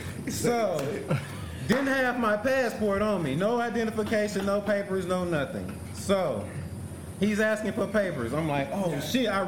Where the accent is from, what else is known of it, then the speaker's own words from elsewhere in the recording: Memphis, Tennessee, United States; I grew up in South Memphis.